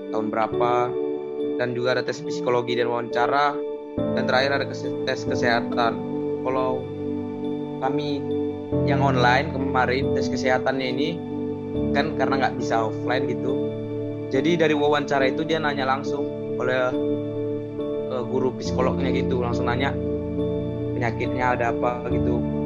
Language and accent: Indonesian; Tualang, Riau, Indonesia; moved away; asalnya dari Riau, tepatnya dari Tualang.